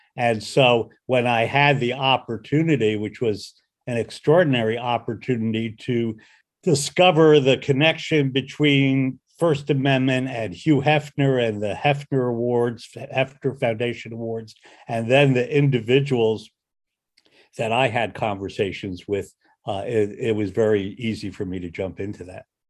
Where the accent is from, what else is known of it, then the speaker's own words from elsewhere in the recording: outside New York City, New Jersey, United States; I grew up outside of New York City in New Jersey